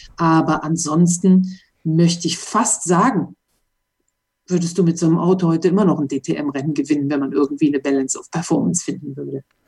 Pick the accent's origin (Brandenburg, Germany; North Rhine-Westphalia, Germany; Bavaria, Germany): North Rhine-Westphalia, Germany; Mönchengladbach; moved away as an adult; now in Monaco; Ich bin also in Mönchengladbach-Reit in der Autowerkstatt aufgewachsen